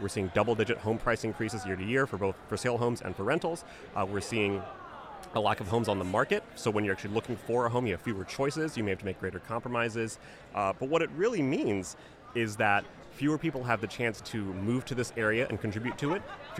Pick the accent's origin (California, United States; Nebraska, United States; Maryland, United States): Maryland, United States; Silver Spring; I grew up in Silver Spring